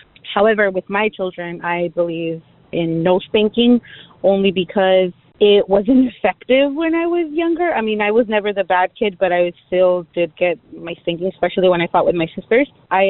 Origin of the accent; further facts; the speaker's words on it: Mexico; now in San Diego, United States; I grew up in Mexico